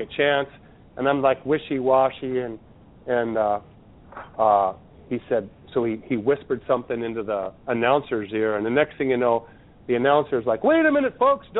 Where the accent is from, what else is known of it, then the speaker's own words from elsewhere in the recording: Sturgis, South Dakota, United States; moved away; also born or lived in Washington; my hometown was the next town over in Sturgis, where all the motorcycles rally every year. That's where I went to middle school and high school